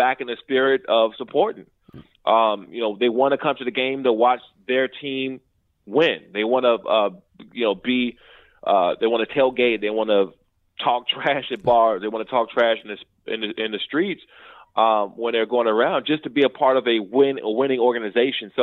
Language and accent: English; Prince George's County, Maryland, United States; I grew up in Prince George's County, Maryland